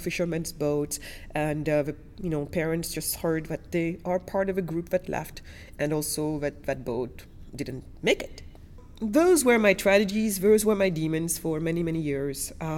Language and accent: English; France; also born or lived in Senegal / Germany; So basically, I was born in Senegal, west coast of Africa. And then my family moved us to Germany. And then after Germany, we moved to France. So I was primarily educated in France.